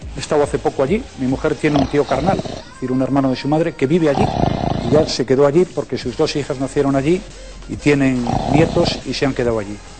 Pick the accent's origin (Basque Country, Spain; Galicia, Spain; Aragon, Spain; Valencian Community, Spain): Galicia, Spain; Yo soy eh, de Galicia, que es una zona de España